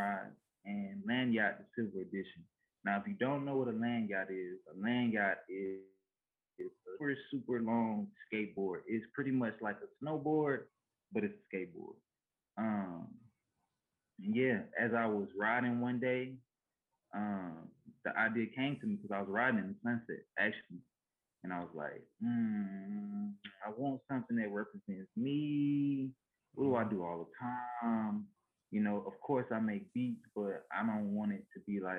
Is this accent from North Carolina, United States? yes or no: no; Louisiana, United States; I'm from Louisiana, we ain't never seen about it. I'm in the country, right? We got horses, cows, everything